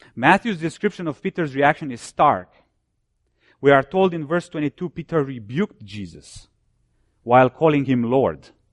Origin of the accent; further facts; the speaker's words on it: Romania; now in United States; I was born and I grew up behind the Iron Curtain. I'm from Romania.